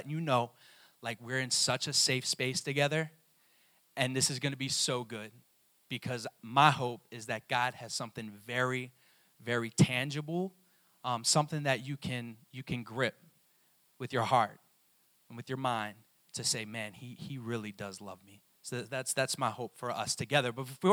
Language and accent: English; Maryland, United States; I was born in Maryland